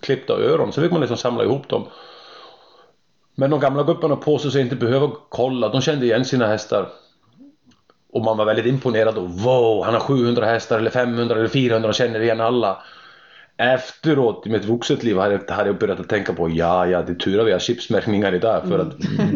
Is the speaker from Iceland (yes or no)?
yes; Iceland; Swedish is a second language; moved away as an adult; also born or lived in Germany; now in Sweden; jag är islänning som har varit bosatt i Sverige nu i, sen 2002, hösten 2002